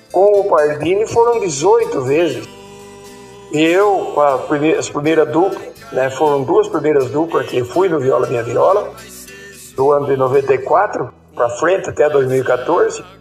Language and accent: Portuguese; Botucatu, São Paulo, Brazil; also born or lived in Itatinga; Eu nasci aqui na Fazenda Boa Vista, no pé da Serra de Botucatu, em 25 de abril de 1953. Morei em Tatinga, na região de Tatinga, por vários anos. De lá retornei para Botucatu em 1965 e estou por aqui até hoje.